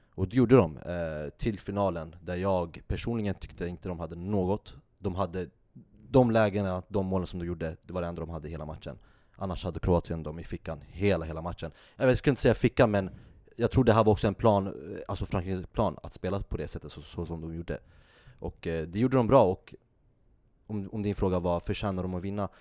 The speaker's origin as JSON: {"language": "Swedish", "country": "Sweden", "said": "vi som är svenskar"}